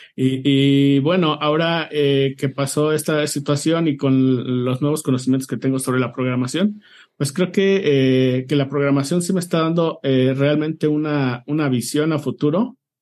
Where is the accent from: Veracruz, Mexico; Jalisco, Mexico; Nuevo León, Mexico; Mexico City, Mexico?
Mexico City, Mexico; soy de la Ciudad de México.